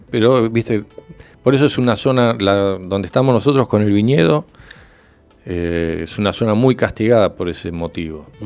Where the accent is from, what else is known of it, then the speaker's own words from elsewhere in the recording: Buenos Aires, Argentina; Uno, yo vengo de Buenos Aires, entonces tenés, sos más dinámico en tomar decisiones